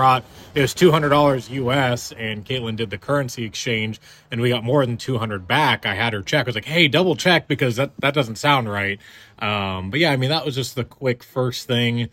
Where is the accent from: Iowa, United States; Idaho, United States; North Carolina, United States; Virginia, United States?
Iowa, United States; we're here from the Midwest, Iowa